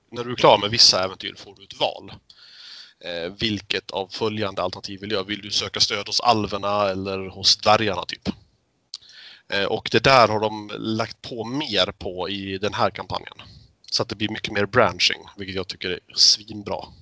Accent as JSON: {"language": "Swedish", "town": "Fagersta", "region": "Västmanland", "country": "Sweden", "tie": "born or raised there", "moved": "yes", "said": "jag är ju uppväxt i Fagersta"}